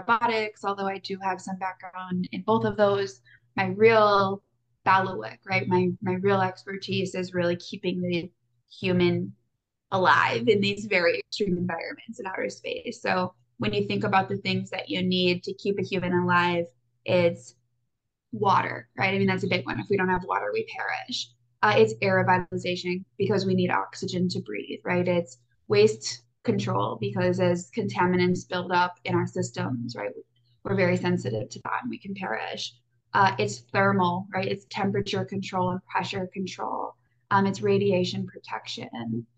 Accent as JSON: {"language": "English", "region": "Wisconsin", "country": "United States", "tie": "born or raised there", "also_born_or_lived": "Iowa", "moved": "as an adult", "said": "I grew up in Wisconsin, so out with the cows and the cheese and the cold, long winters."}